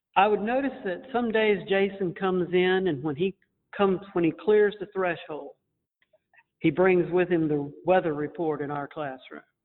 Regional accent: Montezuma, Georgia, United States; we come from Montezuma, Georgia

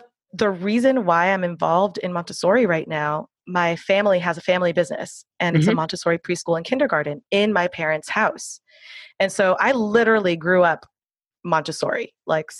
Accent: Miami, Florida, United States; I'm out of Miami, Florida. So I grew up with hurricanes. It's my hometown

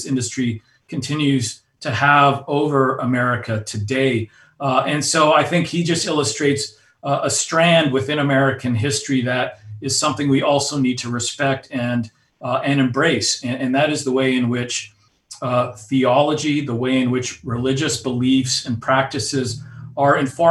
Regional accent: Alberta, Canada; my own personal background, growing up in Alberta, Canada, on the oil patch

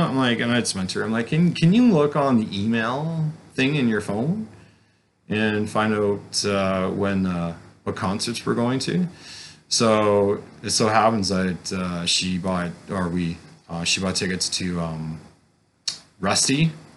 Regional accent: Caledon, Ontario, Canada; also born or lived in New Brunswick; growing up in Caledon

